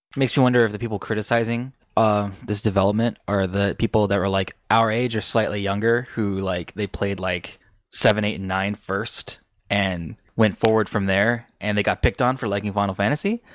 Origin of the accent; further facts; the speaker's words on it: United States; I'm American